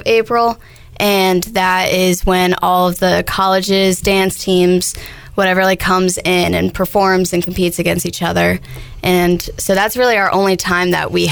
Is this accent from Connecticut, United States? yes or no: no; New Jersey, United States; moved away; I'm from New Jersey